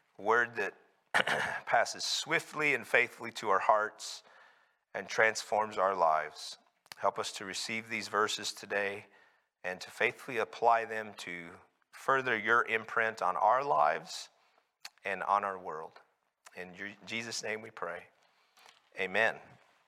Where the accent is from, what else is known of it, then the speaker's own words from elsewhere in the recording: Carlsbad, New Mexico, United States; my growing up in Carlsbad, New Mexico